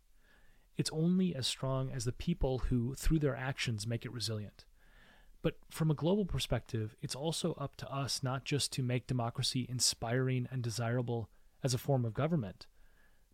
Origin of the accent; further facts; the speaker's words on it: United States; I was born in the United States